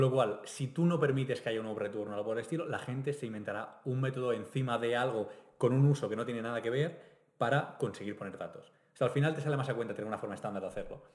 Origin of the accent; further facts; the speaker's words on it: Catalonia, Spain; nos pasa a los catalanes